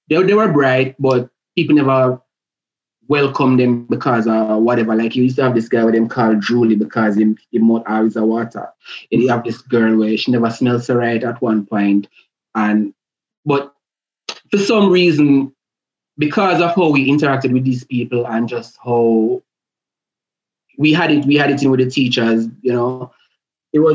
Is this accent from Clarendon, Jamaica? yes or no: no; Portmore, Saint Catherine, Jamaica; moved away; I grew up in Portmore, went to school in Portmore